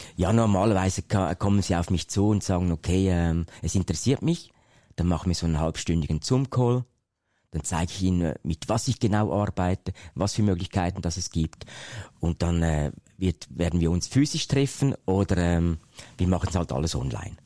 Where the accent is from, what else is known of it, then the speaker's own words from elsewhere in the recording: Switzerland; Ich komme ja aus der Schweiz, mhm. das hört ihr vielleicht